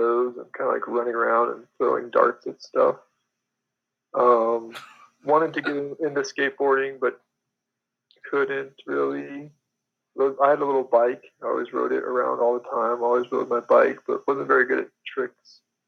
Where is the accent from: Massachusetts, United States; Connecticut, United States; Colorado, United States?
Colorado, United States; Denver; now in Moab, United States; In Denver, Colorado. Oh, yeah. Mostly.